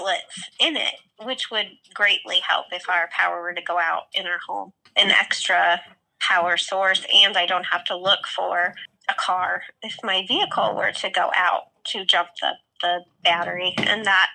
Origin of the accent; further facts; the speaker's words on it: Chicago, Illinois, United States; also born or lived in Massachusetts / Des Moines, Iowa; now in Sioux City, United States; spent childhood in Chicago